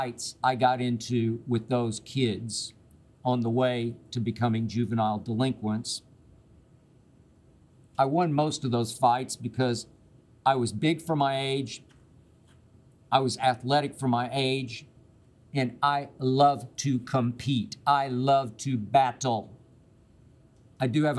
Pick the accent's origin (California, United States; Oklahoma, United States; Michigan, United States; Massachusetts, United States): Oklahoma, United States; Oklahoma City; moved away as an adult; also born or lived in Okmulgee, Oklahoma / Nashville, Tennessee; I grew up in Oklahoma City